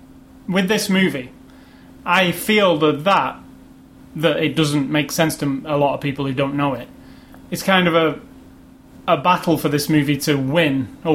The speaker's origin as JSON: {"language": "English", "country": "United Kingdom", "said": "being British"}